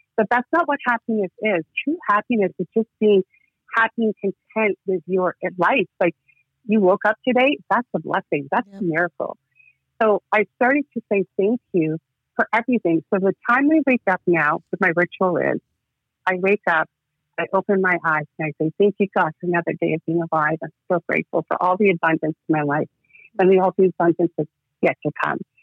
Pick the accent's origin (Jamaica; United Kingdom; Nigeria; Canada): Canada; Toronto, Ontario; also born or lived in Georgia; So I live in Toronto, Ontario, Canada. I immigrated from Georgia, South of Russia, when I was four years old, and I've been living in Toronto ever since then